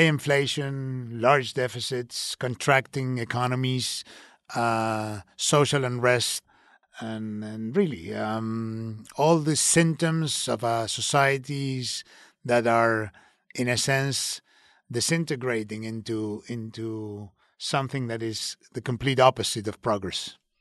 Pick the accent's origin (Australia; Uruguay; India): Uruguay; I'm from Uruguay, and, and very proudly so